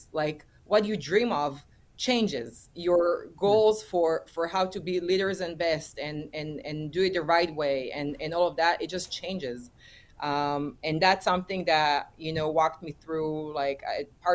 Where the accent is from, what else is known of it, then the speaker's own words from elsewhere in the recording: Israel; returned back to my home country, that is Israel.